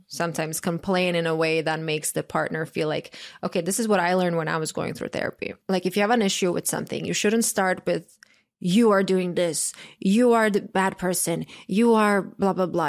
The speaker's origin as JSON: {"language": "English", "country": "Croatia", "tie": "born or raised there", "moved": "yes", "said": "I grew up in Croatia"}